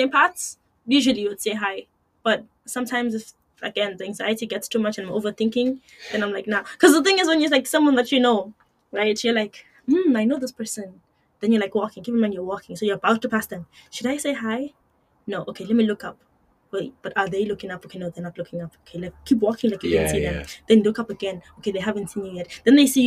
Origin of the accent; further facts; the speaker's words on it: Eswatini; also born or lived in Kenya; now in Ireland; I grew up in Swaziland, like I said, it's still like, it's not a developed country